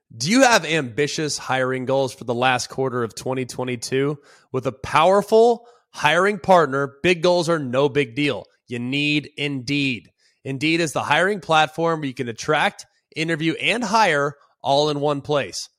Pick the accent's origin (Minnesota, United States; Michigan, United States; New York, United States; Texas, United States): Texas, United States; Dallas; I grew up in Dallas-Fort Worth